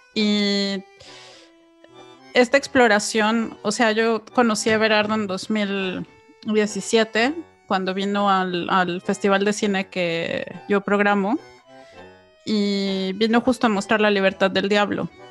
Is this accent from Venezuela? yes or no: no; Mexico; los que crecimos en México